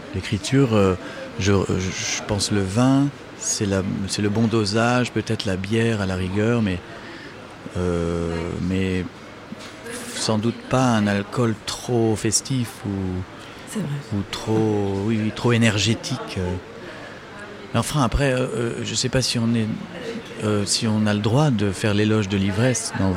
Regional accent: France; je suis français

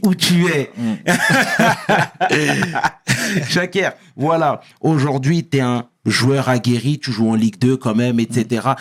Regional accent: Senegal; je suis sénégalais

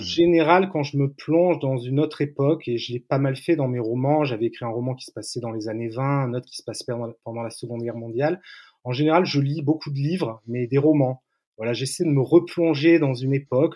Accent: Antibes, Provence-Alpes-Côte d'Azur, France; ma ville natale, en Antibes, sur la côte d'Azur

